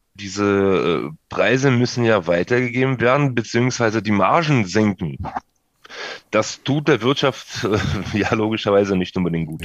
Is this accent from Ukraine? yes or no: yes; Odesa, Odesa Oblast, Ukraine; moved away; Odessa beispielsweise, da wo ich herkomme